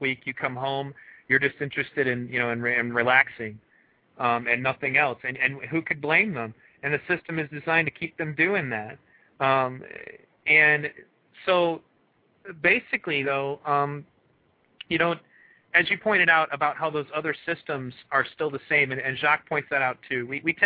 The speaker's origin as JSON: {"language": "English", "region": "Michigan", "country": "United States", "tie": "born or raised there", "said": "in Michigan, my home state"}